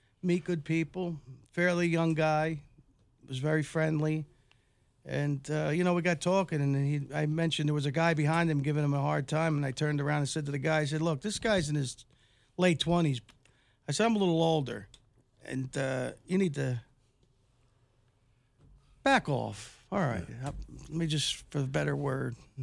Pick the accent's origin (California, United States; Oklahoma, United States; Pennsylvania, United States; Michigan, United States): Pennsylvania, United States; Philadelphia; I'm from Philadelphia